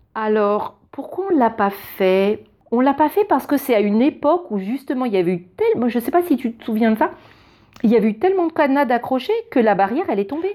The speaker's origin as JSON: {"language": "French", "country": "France", "moved": "as an adult", "lives_now": "Germany", "said": "je suis française"}